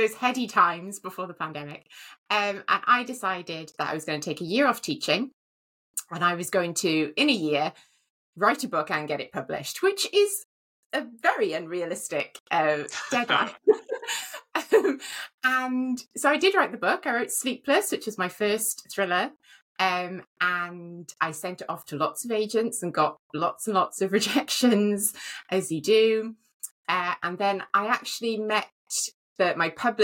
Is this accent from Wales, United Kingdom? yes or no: yes; Wales, United Kingdom; because I live in Wales, I'm Welsh